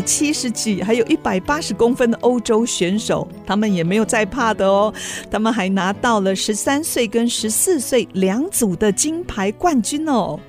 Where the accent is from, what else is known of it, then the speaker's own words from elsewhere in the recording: Nan'ao, Yilan County, Taiwan; 我们的家乡南澳